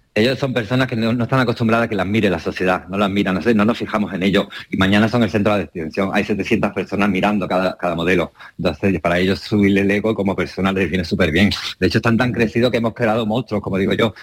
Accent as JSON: {"language": "Spanish", "town": "Málaga", "region": "Andalusia", "country": "Spain", "moved": "yes", "lives_now": "Ibiza, Spain", "said": "Soy más, soy más boquerón"}